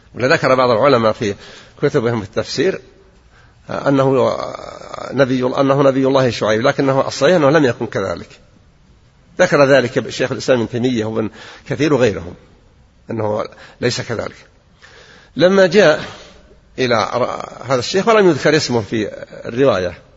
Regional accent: Al-Qassim, Saudi Arabia; عندنا في القصيم

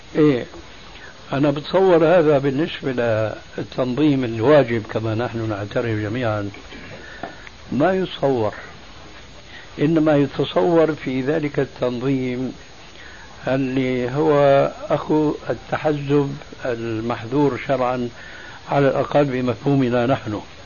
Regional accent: Damascus, Damascus Governorate, Syria; Arabic is a second language; moved away as an adult; also born or lived in Albania; now in Jordan; هاجر بي وبعائلته كلها من ألبانيا إلى دمشق فكان ذلك سببا لتعلم اللغة العربية

